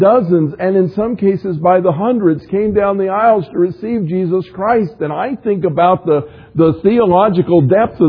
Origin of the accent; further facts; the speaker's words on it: the South, United States; I grew up in the South